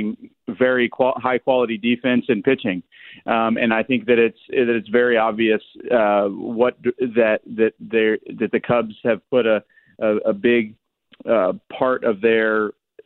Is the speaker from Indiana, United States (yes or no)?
yes; Indianapolis, Indiana, United States; I'm from Indianapolis. I lived there. I was born and raised there.